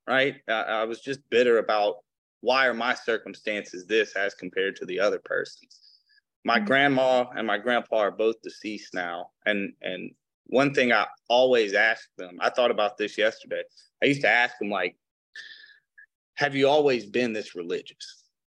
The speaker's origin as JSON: {"language": "English", "town": "Flint", "region": "Michigan", "country": "United States", "tie": "born or raised there", "also_born_or_lived": "Detroit, Michigan", "said": "I was born in Flint"}